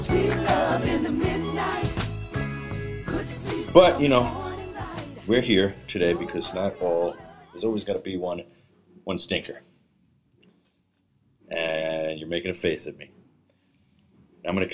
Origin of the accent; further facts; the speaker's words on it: New York City, New York, United States; I'm from Brooklyn